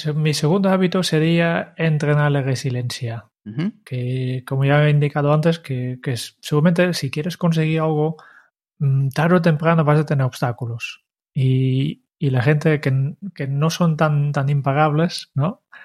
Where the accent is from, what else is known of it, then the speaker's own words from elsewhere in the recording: Netherlands; now in Spain; como holandés